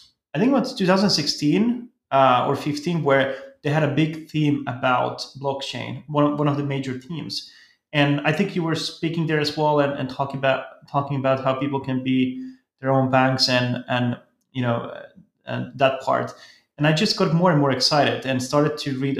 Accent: Helsinki, Uusimaa, Finland; I come from Finland, Helsinki

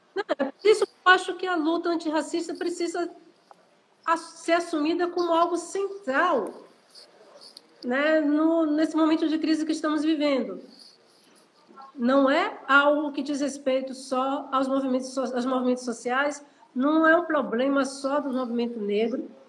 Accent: Salvador, Bahia, Brazil; eu nasci no Pé do Vaz, morei um bom tempo da minha vida na Liberdade, na área da Liberdade

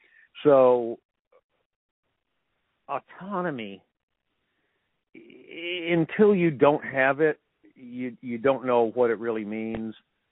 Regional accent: Sandy Springs, Georgia, United States; moved away as an adult; also born or lived in San Diego; now in Nashville, United States; I grew up in Atlanta, north of Atlanta, in an area called Sandy Springs, which was nicknamed the Golden Ghetto.

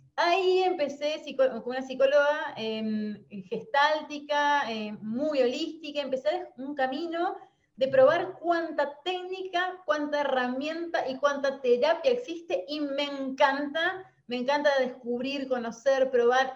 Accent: Concordia, Entre Ríos, Argentina; moved away as an adult; now in Paraná, Argentina; soy nacida en Concordia, Entre Ríos, y a los 30 años decido renunciar a mi trabajo en relación de dependencia y mudarme a Paraná

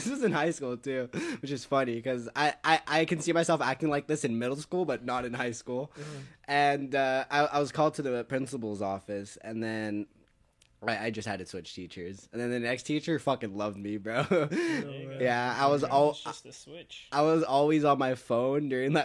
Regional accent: Egypt; now in United States; I'm from Egypt

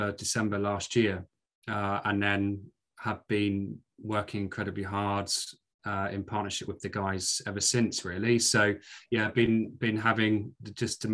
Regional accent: Maidstone, South East England, United Kingdom; accent: Scottish; moved away as an adult; also born or lived in Glasgow; now in York, United Kingdom; after moving down from Glasgow as a baby, I grew up in Kent and spent the first 21, 22 years of my life in Maidstone in Kent, and then moved to York after university.

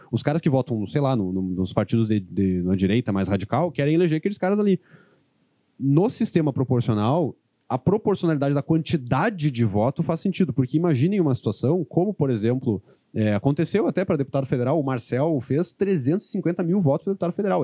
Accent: Santa Maria, Rio Grande do Sul, Brazil; eu que sou de Santa Maria

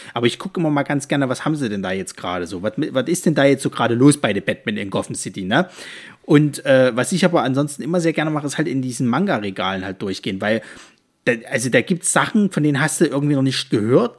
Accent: Leipzig, Saxony, Germany; bei uns in Leipzig

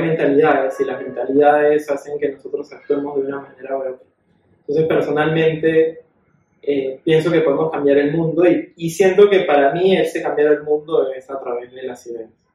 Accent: Peru; como peruanos

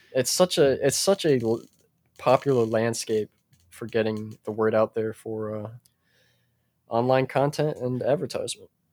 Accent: United States; I'm an American man. I'm a true American

